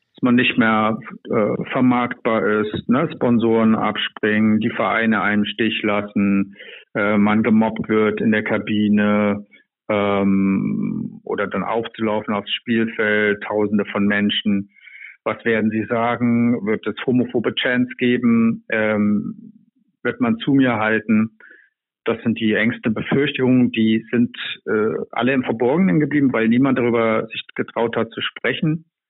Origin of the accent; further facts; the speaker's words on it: East Germany, Germany; Ich bin in der Diktatur groß geworden